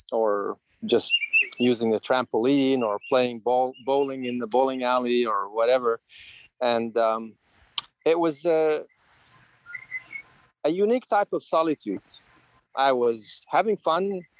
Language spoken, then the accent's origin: English; Kuwait City, Kuwait; I grew up in Kuwait, which is a desert. The uh, only city at the time in Kuwait was Kuwait City